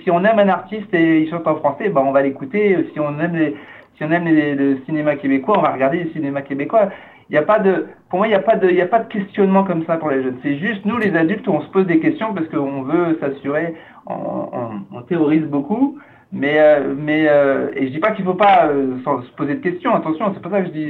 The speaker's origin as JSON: {"language": "French", "country": "France", "tie": "born or raised there", "moved": "as an adult", "lives_now": "Canada", "said": "je suis né en, suis né en France"}